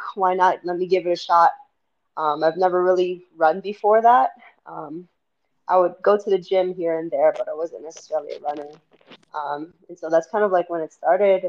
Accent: Miami, Florida, United States; moved away as an adult; now in Salt Lake City, United States; I'm originally from Miami. I haven't lived anywhere outside of Miami for nearly 30 years

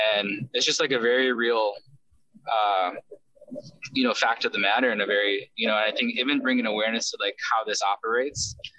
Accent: United States; also born or lived in South Korea; I grew up here in America starting at the age of five

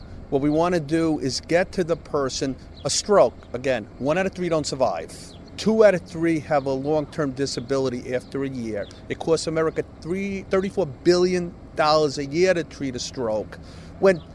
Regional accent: New York City, New York, United States; I grew up in East New York and then Canarsie

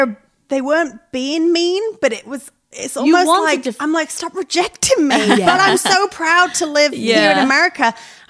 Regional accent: England, United Kingdom; born or raised there; now in United States

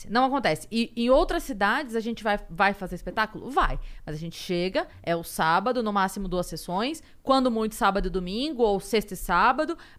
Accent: Sorocaba, São Paulo, Brazil; uma vez que eu, eu, sou de Sorocaba.

